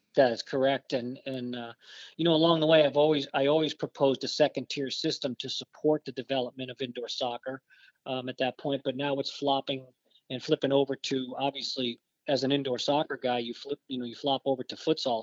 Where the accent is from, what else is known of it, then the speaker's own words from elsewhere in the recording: Barrington, Rhode Island, United States; I grew up in uh, Barrington, Rhode Island.